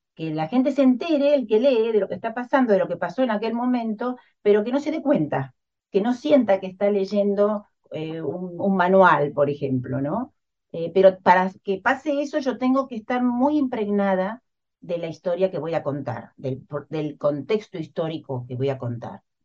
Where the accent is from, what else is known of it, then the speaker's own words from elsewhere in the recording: Argentina; soy argentina, vivo en Buenos Aires